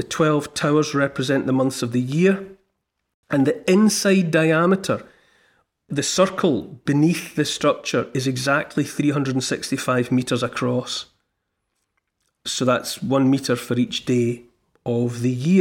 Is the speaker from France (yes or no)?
no; United Kingdom; as the British people